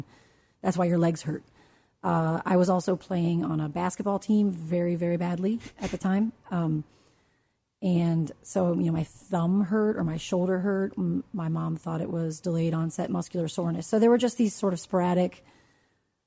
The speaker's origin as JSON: {"language": "English", "town": "Washington", "region": "District of Columbia", "country": "United States", "tie": "born or raised there", "said": "I grew up in the Washington area"}